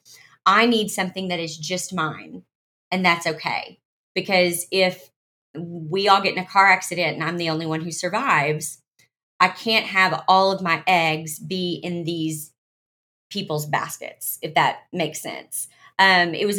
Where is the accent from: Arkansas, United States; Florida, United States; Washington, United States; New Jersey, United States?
Arkansas, United States; I was born in Arkansas.